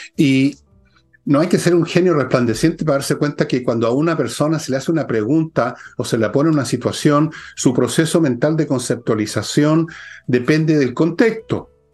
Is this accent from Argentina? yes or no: no; Chile